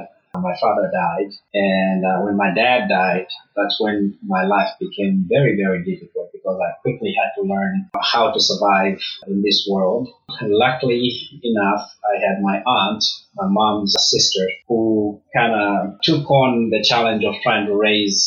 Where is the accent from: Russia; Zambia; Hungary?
Zambia; Lusaka, Lusaka Province; moved away; I grew up in Kalingalinga, which is a small town, or you would call it a shanty town in Zambia.